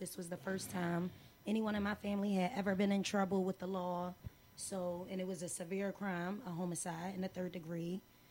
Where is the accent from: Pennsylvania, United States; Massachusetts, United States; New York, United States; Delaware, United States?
Pennsylvania, United States; Philadelphia; North Philadelphia.